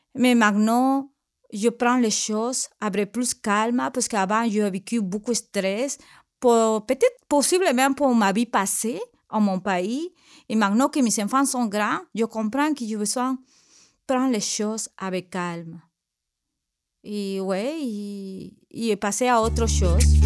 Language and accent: French; Peru; French is a second language; moved away as an adult; now in Quebec, Canada; je viens de Pérou, j'ai viens de, mon pays avec mes deux enfants depuis de 15 ans